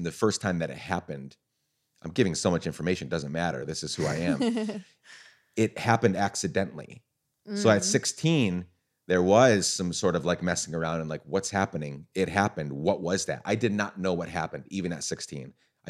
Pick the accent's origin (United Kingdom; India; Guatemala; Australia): Guatemala; And I was a missionary kid growing up in Guatemala, so I had friends, but like they weren't talking about it.